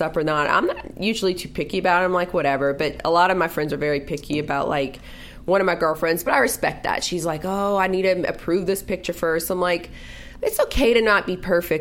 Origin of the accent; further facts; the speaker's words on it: New Orleans, Louisiana, United States; I grew up in New Orleans